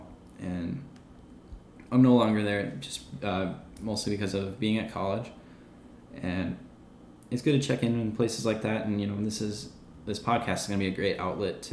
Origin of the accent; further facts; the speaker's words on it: Fargo, North Dakota, United States; I'm from Fargo, North Dakota